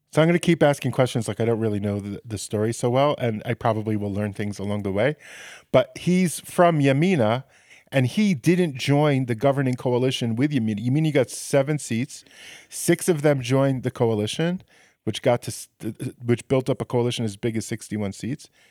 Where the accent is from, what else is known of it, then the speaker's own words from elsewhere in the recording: United States; now in Israel; I come from America where, where the, the systems are so, uh, rigid and built